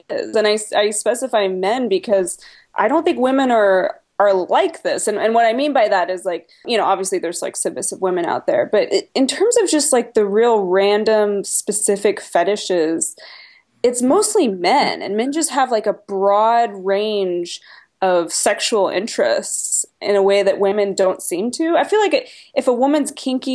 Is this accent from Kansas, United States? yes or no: no; Portland, Oregon, United States; I'm from Portland, Oregon. It's very liberal here